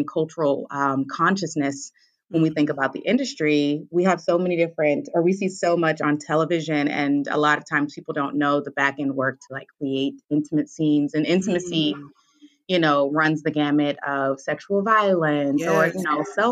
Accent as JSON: {"language": "English", "town": "Louisville", "region": "Kentucky", "country": "United States", "tie": "born or raised there", "moved": "yes", "lives_now": "Chicago, United States", "said": "I'm originally from Louisville, Kentucky, but I currently hail in Chicago."}